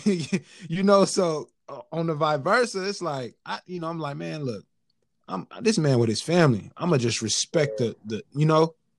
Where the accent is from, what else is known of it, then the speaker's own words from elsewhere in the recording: California, United States; now in Kansas, United States; I'm from California